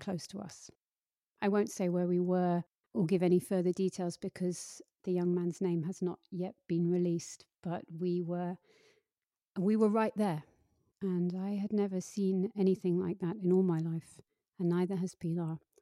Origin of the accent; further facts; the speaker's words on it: United Kingdom; I'm exceedingly British